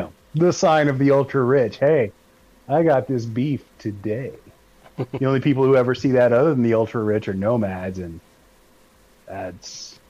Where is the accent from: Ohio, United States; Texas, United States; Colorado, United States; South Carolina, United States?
Colorado, United States; Colorado Springs; I am from Colorado, specifically from Colorado Springs